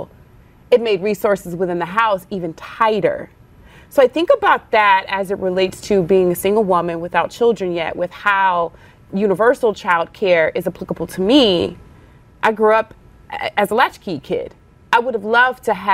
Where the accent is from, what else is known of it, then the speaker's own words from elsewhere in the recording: the South, United States; I grew up in the South